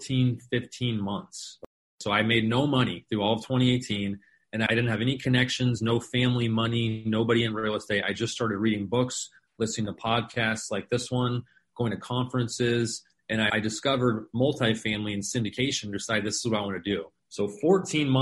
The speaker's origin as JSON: {"language": "English", "town": "Phoenix", "region": "Arizona", "country": "United States", "tie": "born or raised there", "said": "I was born and raised here in Phoenix, pretty much lived here my entire life."}